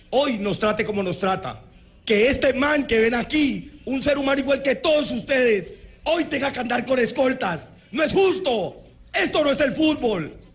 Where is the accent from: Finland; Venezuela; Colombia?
Colombia; Cali, Valle del Cauca; born there; Soy hincha del Deportivo Cali, nací en el Cali.